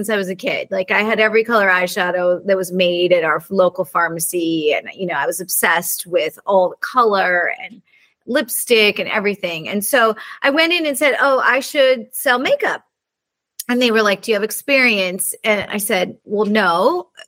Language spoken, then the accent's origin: English; Santa Barbara, California, United States; I grew up in Santa Barbara